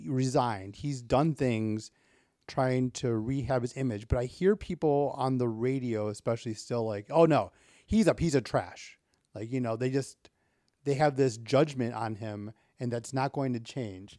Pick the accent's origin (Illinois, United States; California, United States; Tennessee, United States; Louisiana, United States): Illinois, United States; Waukegan; I grew up north of Chicago. I grew up in Waukegan, Illinois